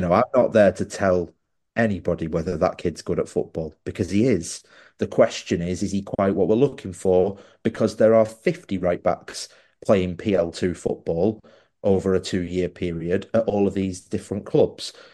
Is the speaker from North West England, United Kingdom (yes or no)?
yes; Wigan, North West England, United Kingdom; I was born in Wigan